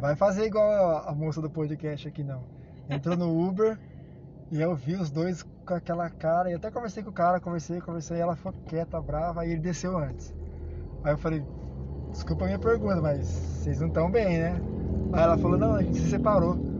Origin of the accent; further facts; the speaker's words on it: Brazil; somos brasileiras